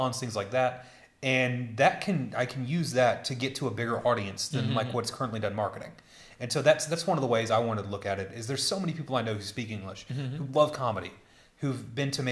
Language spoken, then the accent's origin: English; United States; moved away as an adult; now in Berlin, Germany; I'm an American. I'm in Berlin